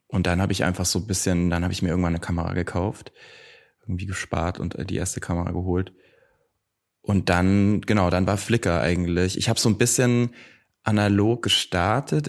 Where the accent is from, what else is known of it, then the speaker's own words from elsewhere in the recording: near Nuremberg, Franconia, Bavaria, Germany; now in Berlin, Germany; Ich komme aus der Nähe von Nürnberg, aus Rot.